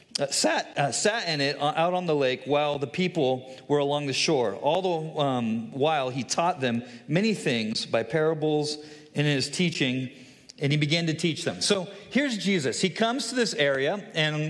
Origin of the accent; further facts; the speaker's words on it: California, United States; moved away as an adult; now in Hudsonville, United States; I am originally a Californian. I moved to Michigan 6 years ago, and my family and I live here in Hudsonville area